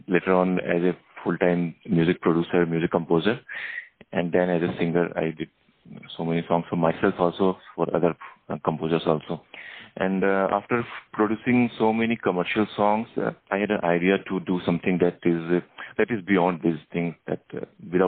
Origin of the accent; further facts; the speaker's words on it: India; from India